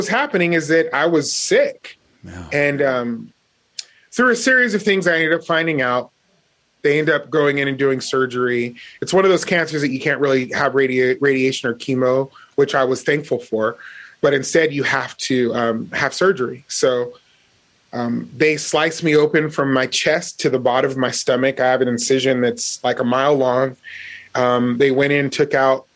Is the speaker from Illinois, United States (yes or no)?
no; Las Vegas, Nevada, United States; I grew up in Las Vegas where there were a lot of gangs